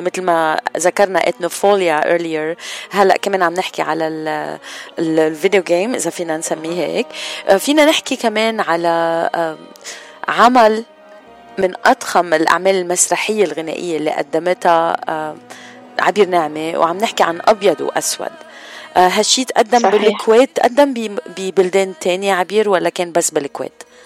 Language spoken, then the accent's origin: Arabic; Lebanon; نحن كلبنانية